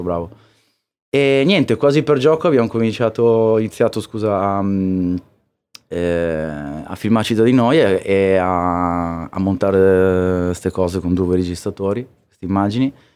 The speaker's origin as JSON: {"language": "Italian", "town": "Trieste", "region": "Friuli-Venezia Giulia", "country": "Italy", "moved": "as an adult", "lives_now": "Milan, Italy", "said": "io sono, vengo da Trieste e già, ah, cioè, eravamo lontani da tutto, lo siamo"}